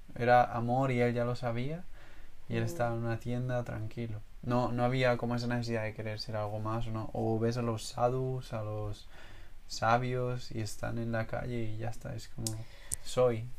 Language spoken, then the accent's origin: Spanish; Spain; yo que siento que vengo de España